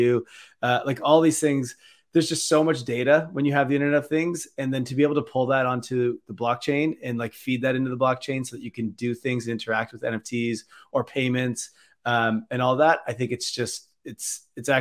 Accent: Toronto, Ontario, Canada; we're all here from Toronto

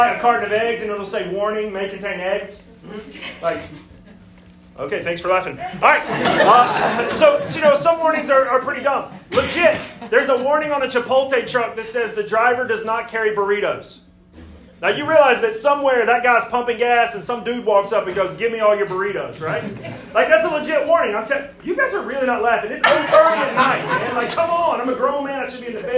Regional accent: Alabama, United States; moved away as an adult; now in Greenville, South Carolina, United States; I'm from Alabama, so I moved up here from God's country.

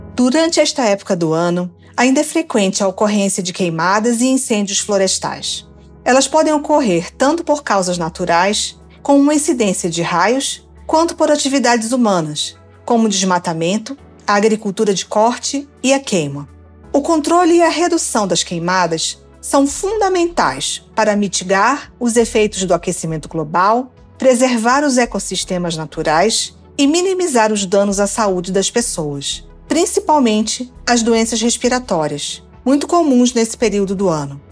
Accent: Pará, Brazil; moved away; also born or lived in Parauapebas; eu sou da Amazônia, sou do Pará, né? Enquanto morei é, na região de Carajás, é próximo

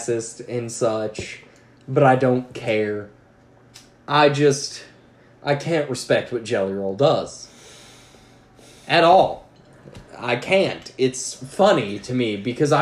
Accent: Appalachia, United States; we were small Appalachian mountain town bordering national forest and the mountains

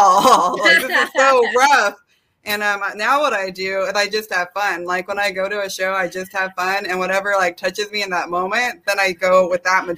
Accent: Lake Elsinore, California, United States; also born or lived in South Korea; I'm from Lake Elsinore

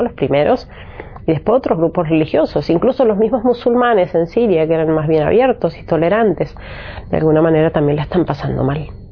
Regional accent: Argentina; moved away as an adult; also born or lived in Bethlehem / Egypt / Aleppo, Syria; soy argentina

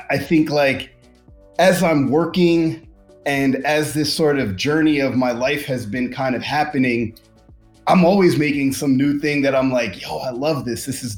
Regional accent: New York, United States; moved away as an adult; now in Los Angeles, United States; I'm a New York kid from the 90s and aughts

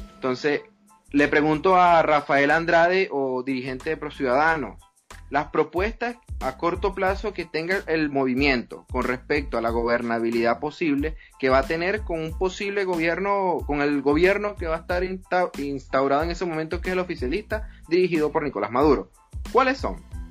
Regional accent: Linares Alcántara, Aragua, Venezuela; moved away as an adult; yo nací y crecí en Linares Alcántara, parroquia Francisco de Miranda

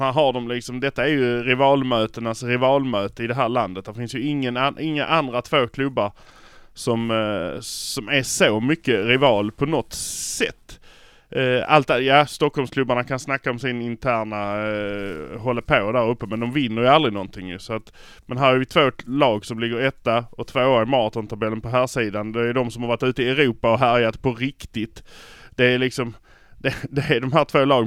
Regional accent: Malmö, Skåne, Sweden; vi är från Malmö

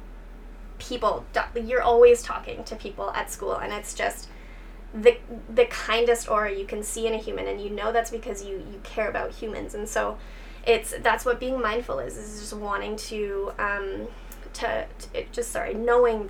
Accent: outside Kitchener-Waterloo, southwestern Ontario, Canada; also born or lived in Nova Scotia / Guelph; now in Dundas, Canada; I grew up outside of KW, so I am local-ish, within kind of the southwestern Ontario area

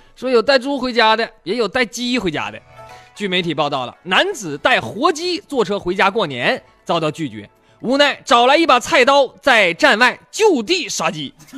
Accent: Northeast China, China; accent: Northeastern; 用咱们东北话讲

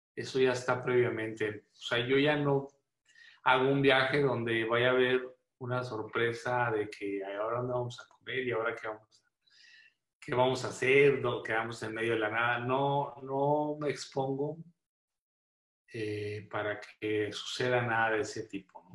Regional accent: Monclova, Coahuila, Mexico; also born or lived in Monterrey, Nuevo León / Mexico City; Yo nací en Monclova y he vivido en Coahuila y Monterrey por muchos años

